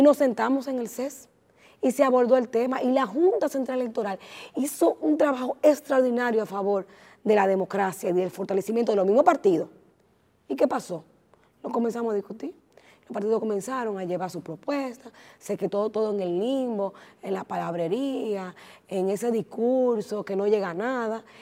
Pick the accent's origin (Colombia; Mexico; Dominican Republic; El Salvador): Dominican Republic